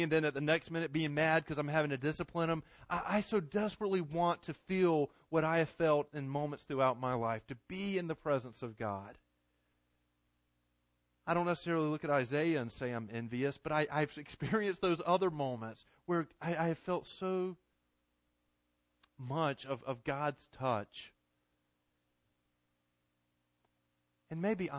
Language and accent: English; Garner, North Carolina, United States; I grew up in Garner